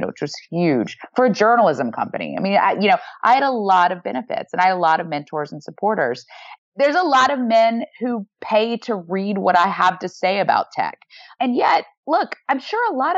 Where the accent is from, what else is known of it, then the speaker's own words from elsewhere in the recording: the South, United States; moved away; I grew up in the South